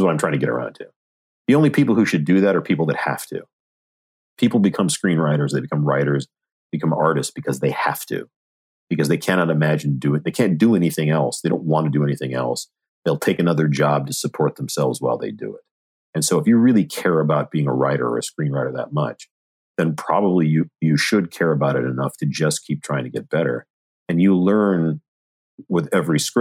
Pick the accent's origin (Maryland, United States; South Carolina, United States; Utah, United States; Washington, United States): Washington, United States; Seattle; moved away as an adult; I was born in Seattle, Washington. I lived in Seattle, Washington until I was 18